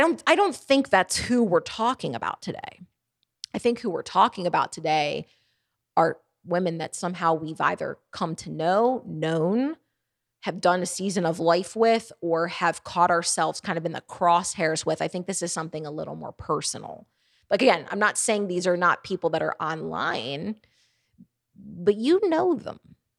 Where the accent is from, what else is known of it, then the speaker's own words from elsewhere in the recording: Baltimore, Maryland, United States; I'm from up north. I'm from Baltimore, Maryland, and the Northeast.